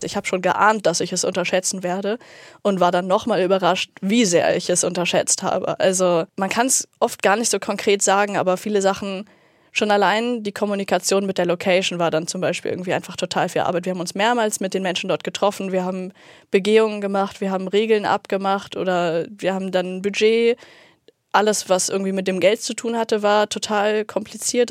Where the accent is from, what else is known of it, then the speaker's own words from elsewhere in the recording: Uelzen, Lower Saxony, Germany; moved away as an adult; now in Hamburg, Germany; bei uns in Uelzen, in der Kleinstadt